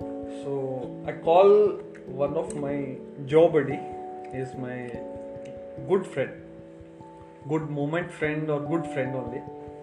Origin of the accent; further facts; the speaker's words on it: North India, India; So I don't like hospital food because they are giving South Indian and I'm North Indian.